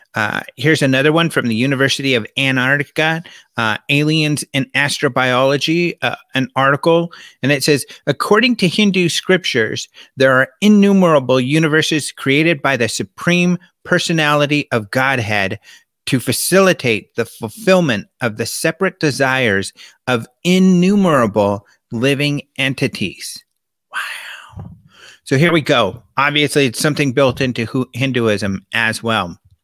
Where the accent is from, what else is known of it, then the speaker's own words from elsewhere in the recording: Colorado, United States; also born or lived in California; now in Arizona, United States; Being out here in Arizona, I'm from Colorado, spend a lot of time in California